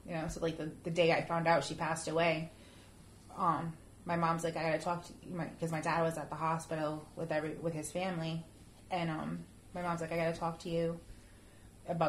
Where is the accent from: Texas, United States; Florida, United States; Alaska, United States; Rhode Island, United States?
Rhode Island, United States; Cranston; it was an apartment we lived in when we were kids growing up in Cranston